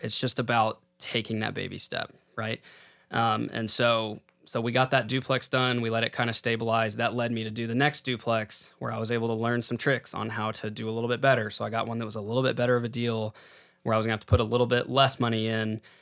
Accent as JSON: {"language": "English", "town": "San Angelo", "region": "Texas", "country": "United States", "tie": "born or raised there", "said": "I grew up in San Angelo, Texas"}